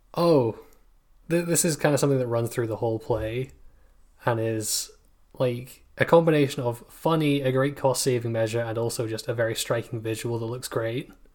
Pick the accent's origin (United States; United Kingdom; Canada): United Kingdom; I'm British